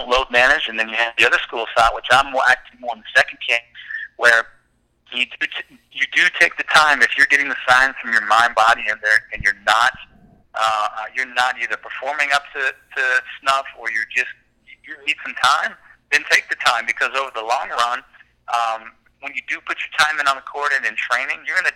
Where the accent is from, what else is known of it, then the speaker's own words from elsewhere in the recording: Chapel Hill, North Carolina, United States; I grew up in Chapel Hill in North Carolina